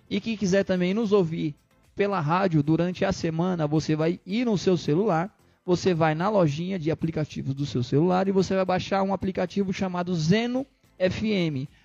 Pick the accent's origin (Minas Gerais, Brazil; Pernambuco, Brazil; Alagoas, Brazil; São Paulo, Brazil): Alagoas, Brazil; Maceió; E aí, terrinha boa, sou de lá